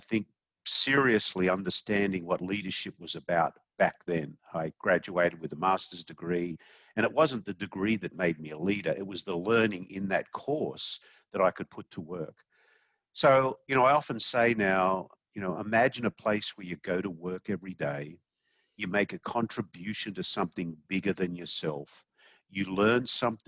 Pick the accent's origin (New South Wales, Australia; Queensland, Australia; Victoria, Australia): New South Wales, Australia; Sydney; moved away as an adult; now in United States; I'm an Aussie. I grew up in Sydney, Australia. I moved to the United States in 1994.